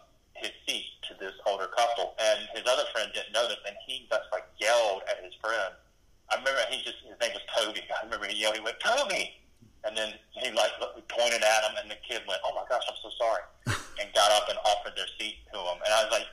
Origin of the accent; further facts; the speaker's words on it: Eastern North Carolina, United States; I was just raised, you know, I'm from Eastern North Carolina, so I was raised to behave a certain